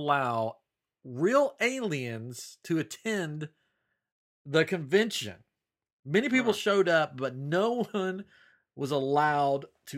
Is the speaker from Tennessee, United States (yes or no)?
yes; Tennessee, United States; I'm from Tennessee